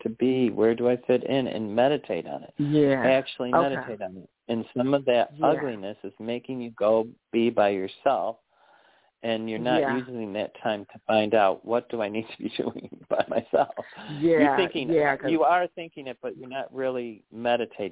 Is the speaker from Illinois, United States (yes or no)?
yes; Chicago, Illinois, United States; also born or lived in New York / North Carolina; now in Arkansas, United States; I grew up in Chicago.